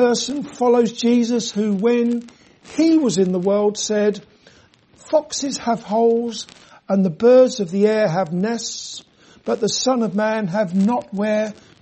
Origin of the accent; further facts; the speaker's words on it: London, United Kingdom; moved away; When I grew up in London